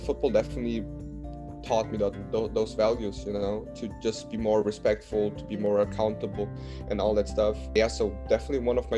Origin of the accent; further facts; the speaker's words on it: Munich, Bavaria, Germany; English is a second language; moved away as an adult; now in United States; I'm from Munich, one of the south